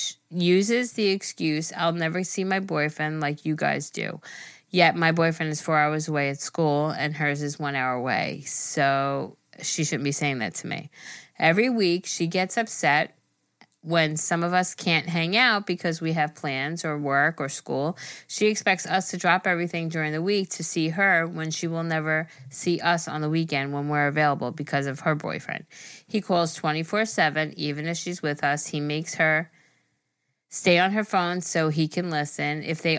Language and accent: English; Massachusetts, United States; I'm from Massachusetts, and I love your podcast so much.